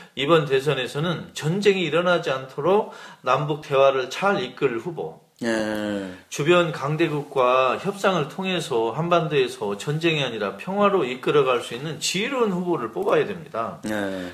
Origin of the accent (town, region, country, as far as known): South Korea